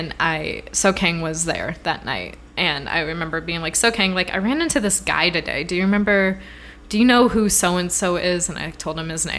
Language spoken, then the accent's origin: English; Midwest, United States; moved away; I'm from the Midwest